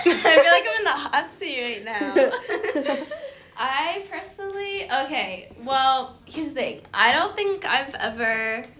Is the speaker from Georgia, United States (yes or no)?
no; Houston, Texas, United States; moved away as an adult; now in Los Angeles, United States; I'm from Houston, Texas. And is that it? Oh, I'm 20.